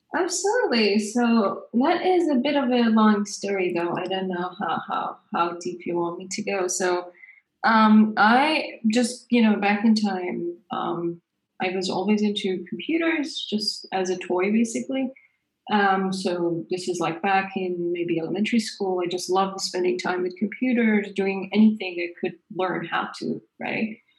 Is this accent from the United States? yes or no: no; Iran; moved away; I grew up in Iran. This is our high school in Iran